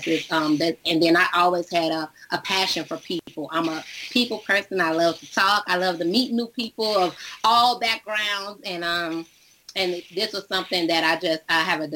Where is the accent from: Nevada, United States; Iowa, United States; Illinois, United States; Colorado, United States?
Illinois, United States; Chicago; I'm from Chicago, born and raised in Chicago